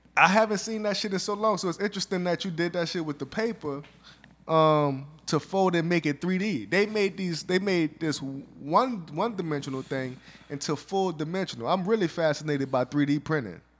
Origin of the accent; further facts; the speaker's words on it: the South, United States; I'm from the South. We all kinda got com, conservative Republican values. That's just being growing up in the South